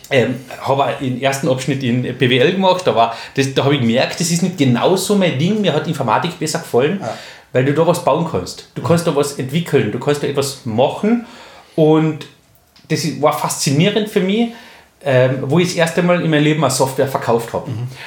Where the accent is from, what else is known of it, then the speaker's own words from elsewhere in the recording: Köstenberg, Carinthia, Austria; ich bin 39 Jahre alt, gebürtiger Kärntner, komme aus Köstenberg, wenn das wer kennt, wunderschöne Gegend in Kärnten.